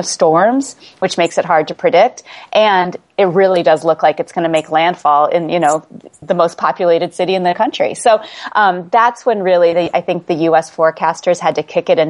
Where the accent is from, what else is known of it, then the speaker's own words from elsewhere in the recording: Midwest, United States; moved away; also born or lived in New England; I grew up in the Midwest in the United States, so lots of tornadoes and severe thunderstorms.